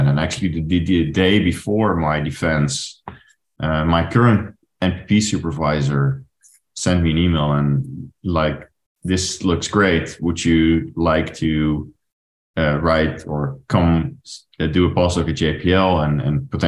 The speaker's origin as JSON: {"language": "English", "country": "Netherlands", "also_born_or_lived": "Paris, France", "moved": "as an adult", "said": "I'm originally from the Netherlands"}